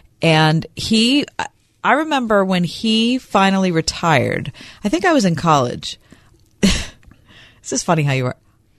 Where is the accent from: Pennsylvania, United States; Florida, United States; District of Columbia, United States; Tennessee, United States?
Pennsylvania, United States; West View; I grew up in Westview in the North Hills.